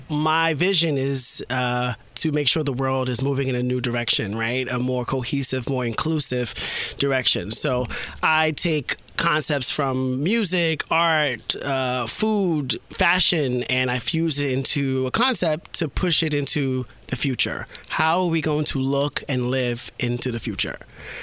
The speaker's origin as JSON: {"language": "English", "town": "New York City", "region": "New York", "country": "United States", "said": "You know, I'm from the hood. Well, who are you repping? You know, from Soundview"}